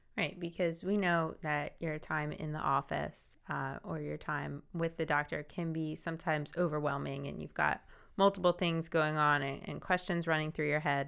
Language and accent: English; New Jersey, United States; I'm from South Jersey